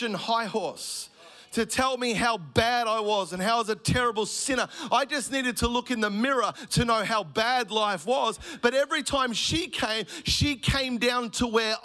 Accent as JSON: {"language": "English", "town": "Melbourne", "region": "Victoria", "country": "Australia", "tie": "born or raised there", "said": "I grew up in Melbourne, a single mum family."}